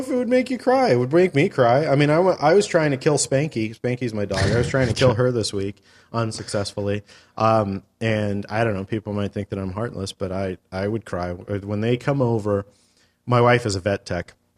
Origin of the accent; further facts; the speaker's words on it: California, United States; I was born and raised here